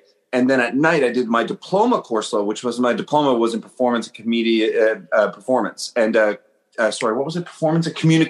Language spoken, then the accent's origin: English; East Coast, Canada; born there; So I was born on the East Coast, so Toronto was the place to go.